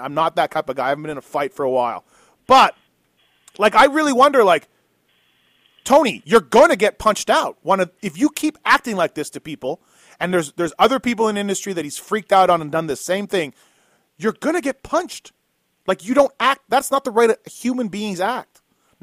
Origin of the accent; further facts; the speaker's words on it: Canada; now in United States; I'm Canadian